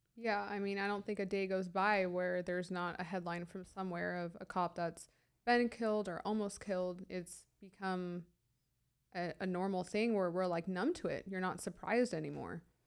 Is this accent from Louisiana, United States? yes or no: no; San Diego, California, United States; also born or lived in high desert, California; I was born and raised in San Diego